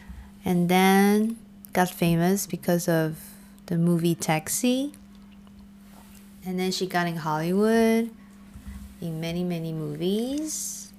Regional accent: Taiwan; moved away as an adult; now in Paris, France; I said I'm from Taiwan

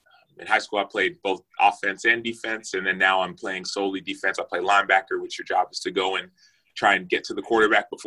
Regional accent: Dallas, Texas, United States; I'm from Dallas, Texas, born and raised in Dallas

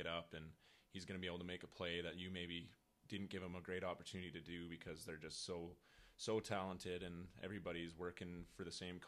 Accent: Moose Jaw, Saskatchewan, Canada; moved away; also born or lived in Minot, North Dakota; from Moose Jaw, Saskatchewan

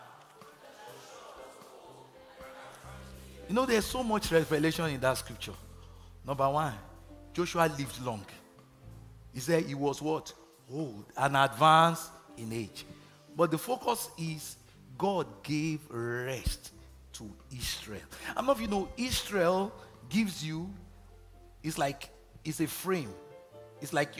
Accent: Nigeria; moved away; growing up in Nigeria

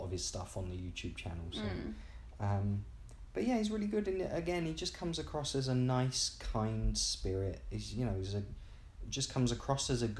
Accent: England, United Kingdom; as an English person

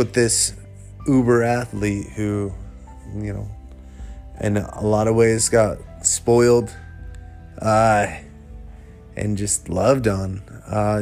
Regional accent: Manchester, Iowa, United States; growing up in Manchester, it wasn't the town it is now

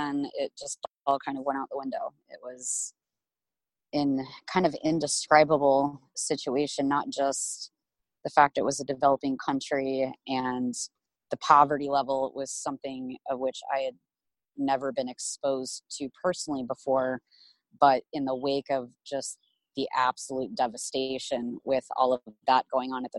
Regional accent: Omaha, Nebraska, United States; I grew up in Omaha, Nebraska

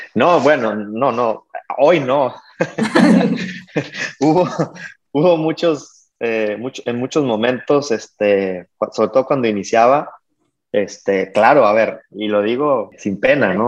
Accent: Mexico; como mexicanos, empresarios mexicanos este, haciendo negocio en Estados Unidos

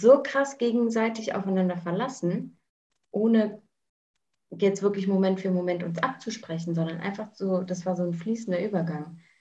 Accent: Germany; moved away as an adult; also born or lived in New Zealand; ich bin in Deutschland geboren, ähm, habe eine deutsche Mutter, einen englischen Vater und habe die letzten Jahre ähm, viel im Ausland verbracht.

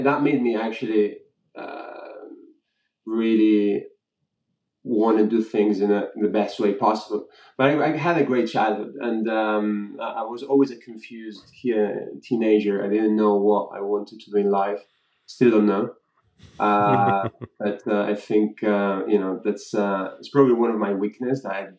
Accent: Spain; moved away as an adult; also born or lived in Madrid; now in London, United Kingdom; I was born and raised in Spain.

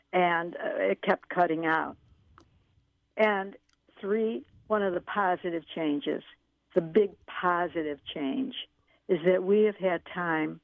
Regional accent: Chicago, Illinois, United States; moved away; my hometown, Chicago

